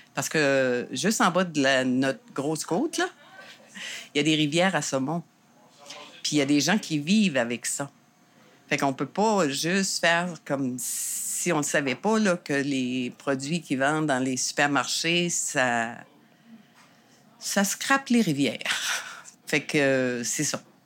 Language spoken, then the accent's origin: French; Saint-Quentin, New Brunswick, Canada; moved away as an adult; now in Gaspésie, Canada; je viens du Nouveau-Brunswick à Saint-Quentin